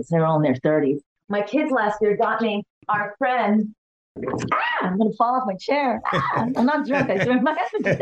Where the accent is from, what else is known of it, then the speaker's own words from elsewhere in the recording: New York City, New York, United States; also born or lived in Brooklyn; I grew up in the Bronx. And then we moved to Brooklyn